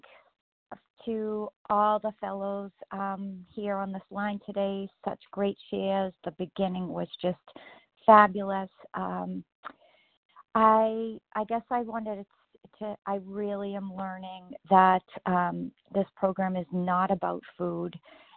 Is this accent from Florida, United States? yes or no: no; Massachusetts, United States